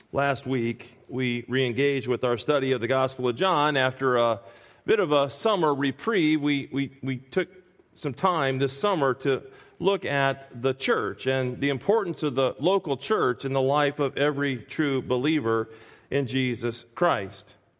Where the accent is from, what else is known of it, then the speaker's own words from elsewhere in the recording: Springfield, Illinois, United States; moved away as an adult; now in Pennsylvania, United States; Whenever Kathy and I go back to our hometown